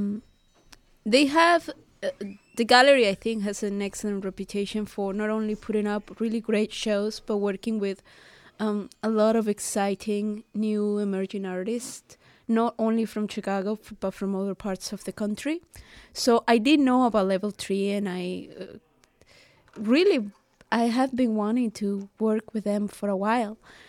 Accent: Venezuela; moved away; I come from Venezuela

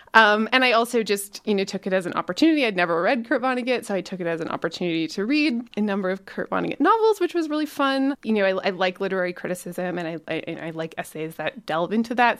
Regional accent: Calgary, Alberta, Canada; I am a writer from Calgary, so I grew up here.

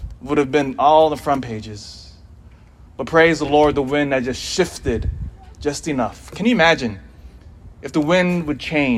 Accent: Elk Grove, California, United States; moved away; also born or lived in Hawaii / Philippines (ancestry); my family's from the Philippines, but I was born in Hawaii, and I grew up pretty nearby. I grew up in Elk Grove. And so I went to Joseph Kerr Junior High, Laguna Creek High School.

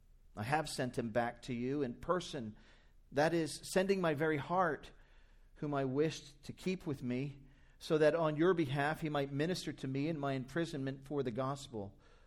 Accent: New Jersey, United States; maybe back to my home state in New Jersey. Will someone not go to my people in New Jersey while I labor in the United Kingdom?

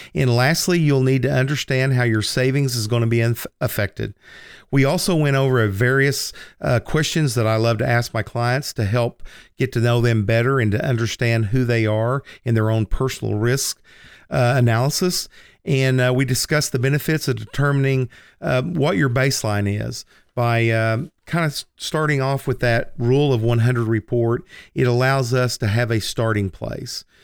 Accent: Lindsay, Oklahoma, United States; moved away as an adult; also born or lived in New York; Lindsay, America, or Lindsay, Oklahoma. Uh, that's the town that I was born and raised in.

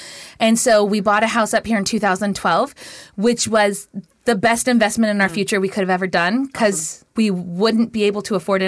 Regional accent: Tacoma, Washington, United States; also born or lived in California / Los Angeles; I was raised in Tacoma, graduated in 99, went up to Western, did the thing up there, got the degree, then went down to California and lived there for a decade, met and married an incredible man, had two babies, moved back up here

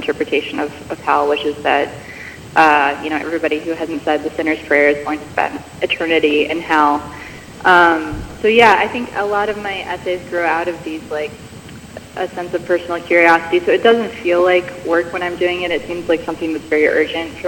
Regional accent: Michigan, United States; moved away as an adult; also born or lived in Chicago / Wisconsin; I grew up mostly in Michigan, was homeschooled up until 10th grade

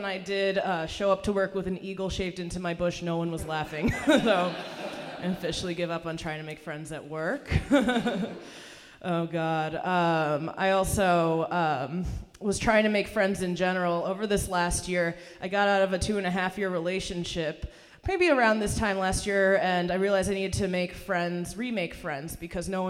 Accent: Hartford, Connecticut, United States; English is a second language; also born or lived in Iran; I actually grew up in Hartford, Connecticut, in the state capital

